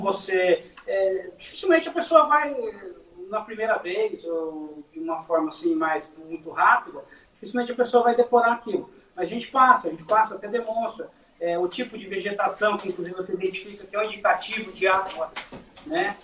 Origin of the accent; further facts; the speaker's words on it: Mogi das Cruzes, São Paulo, Brazil; Nós somos um dos municípios mais antigos do Brasil.